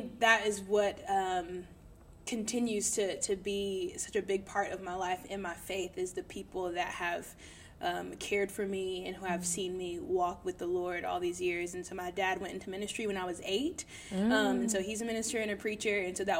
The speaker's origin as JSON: {"language": "English", "region": "the South", "country": "United States", "tie": "born or raised there", "said": "I was born and raised in the Baptist church in the South."}